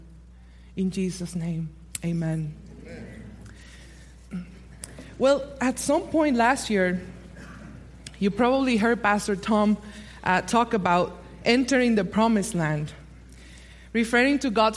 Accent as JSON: {"language": "English", "country": "Puerto Rico", "tie": "born or raised there", "moved": "yes", "said": "in my native Puerto Rico"}